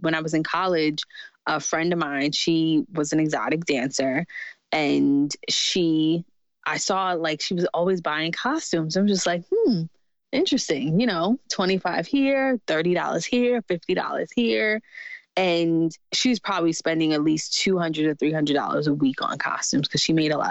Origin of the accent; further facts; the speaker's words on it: New York City, New York, United States; I grew up in Jamaica, Queens, New York